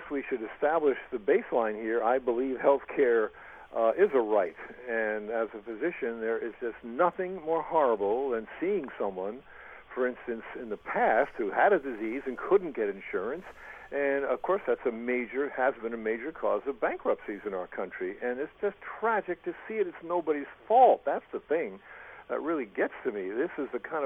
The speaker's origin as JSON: {"language": "English", "town": "New York City", "region": "New York", "country": "United States", "tie": "born or raised there", "moved": "as an adult", "lives_now": "Mendocino County, United States", "said": "I was raised in Manhattan originally"}